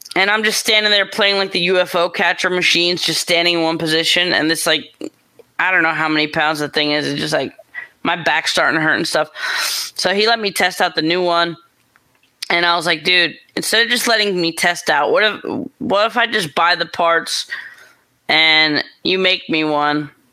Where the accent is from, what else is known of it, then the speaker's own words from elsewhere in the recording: New York, United States; moved away as an adult; also born or lived in Los Angeles, California; I'm from New York. I got family in New York